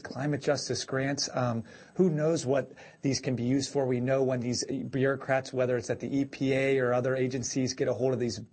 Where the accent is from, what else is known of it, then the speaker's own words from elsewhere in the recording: West Virginia, United States; now in Northeast, United States; my home state, West Virginia